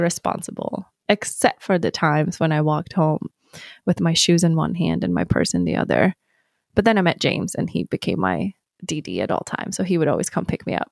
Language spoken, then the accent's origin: English; Sweden; moved away as an adult; also born or lived in New York; now in Arizona, United States; I'm gonna go back to Sweden.